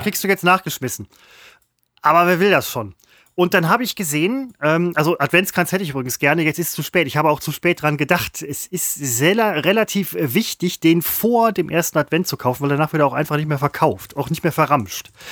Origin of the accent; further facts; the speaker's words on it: Velbert, North Rhine-Westphalia, Germany; ich komme aus Fellbad